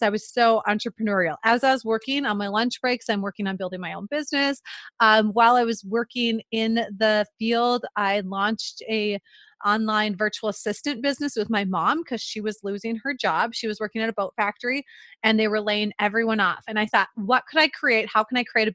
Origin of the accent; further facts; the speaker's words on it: central Minnesota, United States; accent: Minnesota; I was actually grew up in central Minnesota